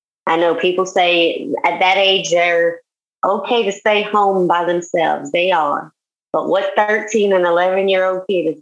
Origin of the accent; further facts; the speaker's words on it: Houma, Louisiana, United States; moved away as an adult; also born or lived in Denham Springs; now in Baton Rouge, United States; I grew up in Houma